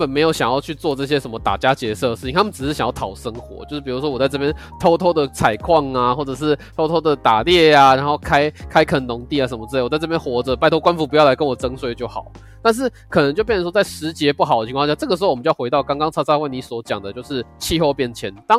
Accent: Shaanxi, China; 因为我们陕西那边我们都古古代是我们叫做秦嘛，所以他叫做秦军。

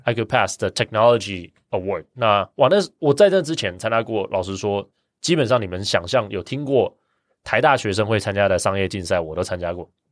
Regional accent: Kaohsiung, Taiwan; also born or lived in Taipei / Cambridge, Massachusetts / Seattle / Beijing; 我从小到大是高雄长大，那在台湾大学念了三年

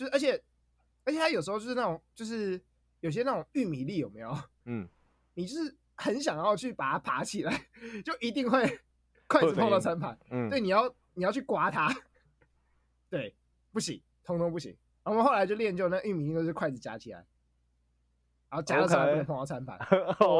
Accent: Taiwan; 这个我土生土长台湾人

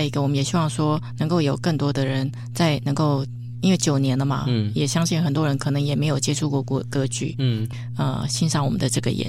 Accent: Taitung County, Taiwan; 我们台东人有优惠。

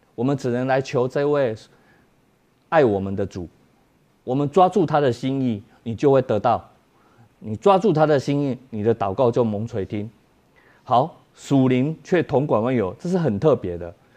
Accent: Taiwan

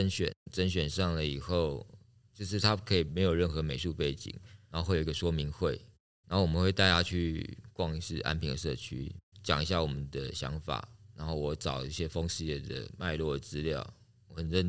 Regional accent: Taipei, Taiwan; moved away as an adult; also born or lived in Chiayi; now in Tainan, Taiwan; 我是台北人哦，我在嘉义长大，

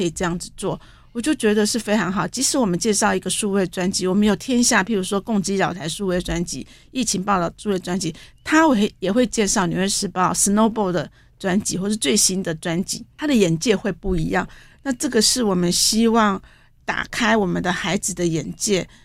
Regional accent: Taiwan; 因为我们台湾人都很喜欢快

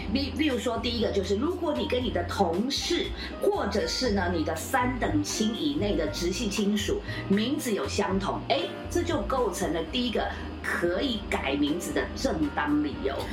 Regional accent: Taiwan; 我们台湾人

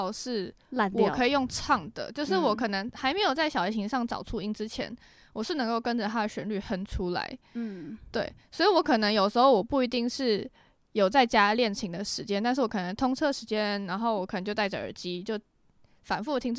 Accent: Tamsui, New Taipei, Taiwan; also born or lived in Netherlands; 我是从小就在淡水长大。

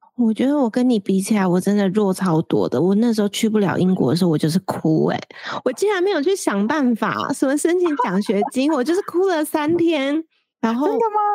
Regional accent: central Taiwan, Taiwan; moved away as an adult; also born or lived in Taipei; 我要上台北，因为我是中部人

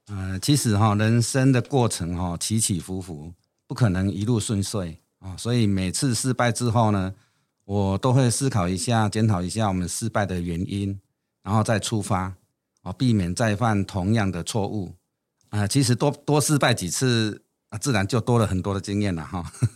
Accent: Yunlin County, Taiwan; 我出生在云林的一个很乡下的地方

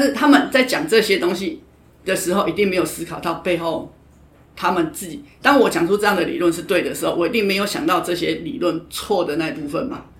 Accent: Taiwan; 因为我觉得就是我们台湾人传统的文化

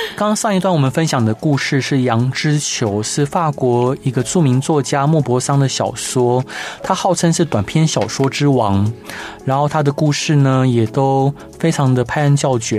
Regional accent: Taiwan; 我是在眷村的家庭长大的

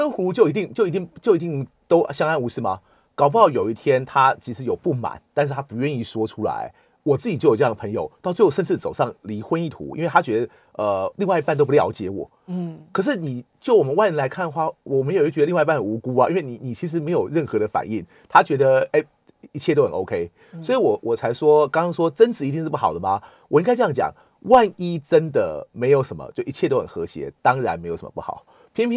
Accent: Taiwan; 反倒是我们台湾人会觉得，就是说我们可能甚至我们表面上不会有冲突，但是我们之后会怀恨在心。

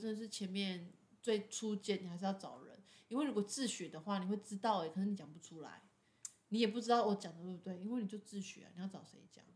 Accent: Taiwan; 我们台湾人

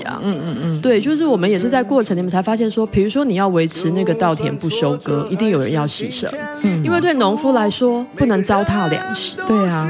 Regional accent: Taipei, Taiwan; 我台北人

